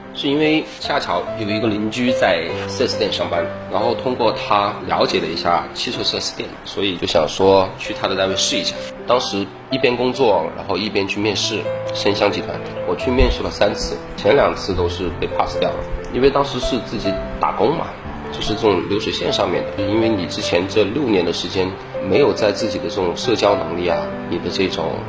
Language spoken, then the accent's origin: Chinese; Changsha, Hunan, China; 自小其实就是一个工薪阶层嘛，因为父母的话也从广东 然后长沙来创业，然后我又在长沙出生